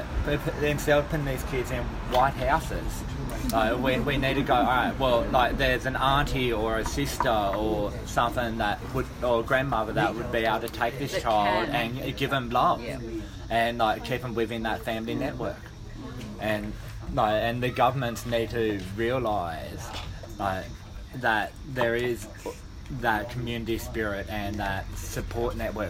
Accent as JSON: {"language": "English", "country": "Australia", "tie": "born or raised there", "said": "growing up in Gora, a small community"}